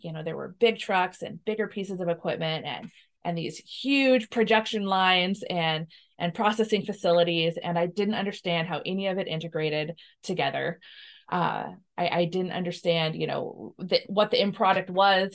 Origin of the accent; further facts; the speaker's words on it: Washington, United States; We're both from Washington, uh, have spent the majority of our, our lives here